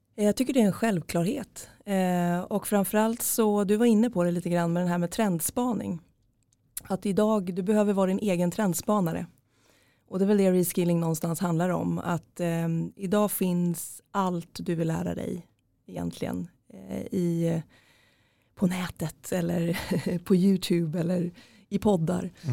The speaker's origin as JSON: {"language": "Swedish", "town": "Norrköping", "region": "Östergötland", "country": "Sweden", "said": "jag är från Norrköping"}